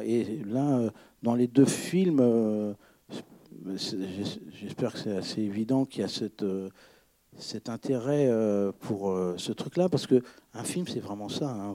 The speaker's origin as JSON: {"language": "French", "area": "Breton", "region": "Brittany", "country": "France", "said": "moi je suis breton"}